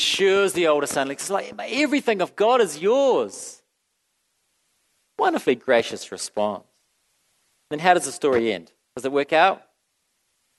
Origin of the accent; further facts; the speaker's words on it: New Zealand; I'm from New Zealand